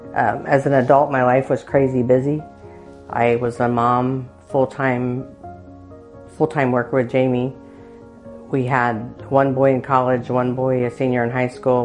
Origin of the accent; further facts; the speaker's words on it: Muncie, Indiana, United States; I was born and raised in Muncie